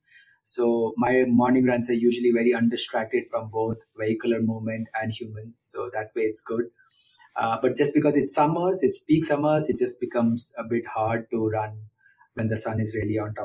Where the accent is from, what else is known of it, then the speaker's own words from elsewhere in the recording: India; now in Bangalore, India; as an Indian